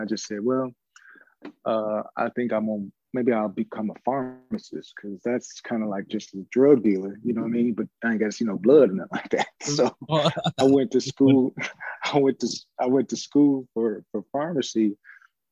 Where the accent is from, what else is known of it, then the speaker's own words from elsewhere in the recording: Chicago, Illinois, United States; growing up in Chicago, you know, it was really like it's a working town